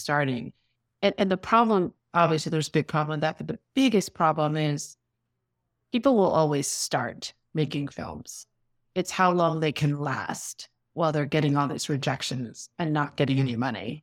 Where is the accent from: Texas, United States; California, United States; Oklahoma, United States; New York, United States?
New York, United States; New York City; I grew up in New York City.